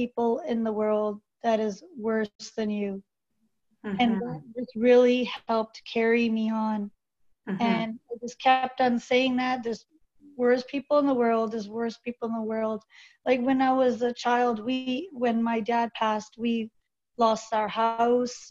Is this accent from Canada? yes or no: yes; Victoria, British Columbia, Canada; also born or lived in Calgary / Surrey; I was born in Victoria. Then we moved to Calgary and then moved back to Surrey.